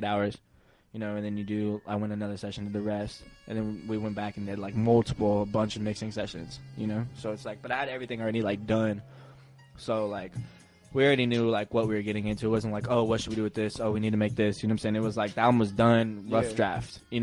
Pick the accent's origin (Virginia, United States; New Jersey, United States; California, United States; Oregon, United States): California, United States; Oceanside; I'm from Oceanside. I'm from the West Coast